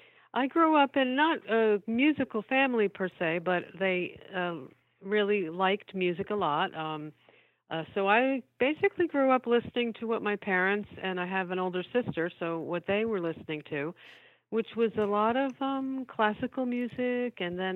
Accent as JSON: {"language": "English", "region": "New Jersey", "country": "United States", "tie": "born or raised there", "said": "Oh, yeah. So well, New Jersey."}